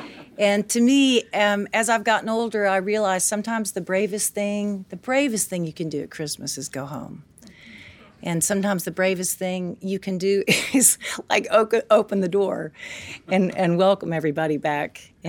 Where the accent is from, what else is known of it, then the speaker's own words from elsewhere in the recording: Tennessee, United States; I grew up in Tennessee